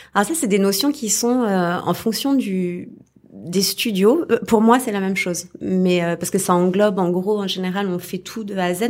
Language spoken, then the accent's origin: French; Paris, Île-de-France, France; je suis parisienne à la base